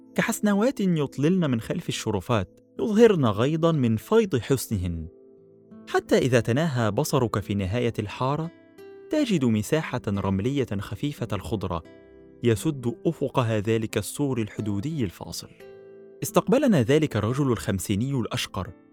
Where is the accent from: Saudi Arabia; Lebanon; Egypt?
Egypt